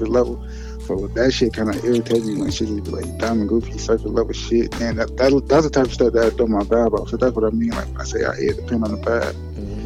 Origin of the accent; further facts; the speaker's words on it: Chicago, Illinois, United States; I'm from Roseland, Chicago.